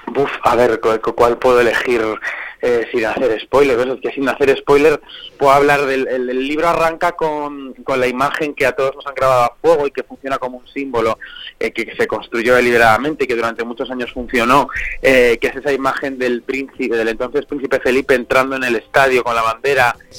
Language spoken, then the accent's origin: Spanish; Zamora, Castile and León, Spain; now in Madrid, Spain; yo soy zamorano de Zamora por muchos años